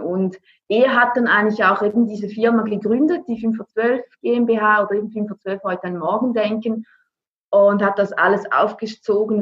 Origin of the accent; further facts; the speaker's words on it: Switzerland; ich bin aus der Schweiz.